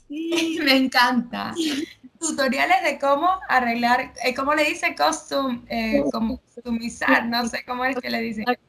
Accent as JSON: {"language": "Spanish", "country": "Venezuela", "moved": "yes", "lives_now": "Argentina", "said": "yo, que soy de Venezuela, vivo aquí en Argentina"}